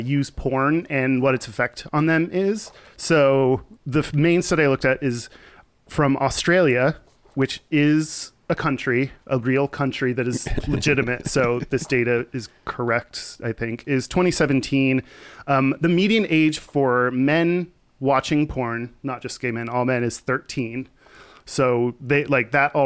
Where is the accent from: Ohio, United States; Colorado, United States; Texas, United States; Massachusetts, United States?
Texas, United States; I grew up in Texas